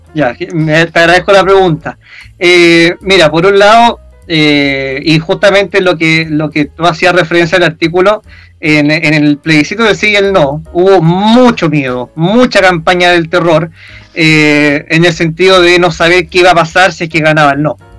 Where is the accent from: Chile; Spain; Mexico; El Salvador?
Chile; nosotros como nación chilena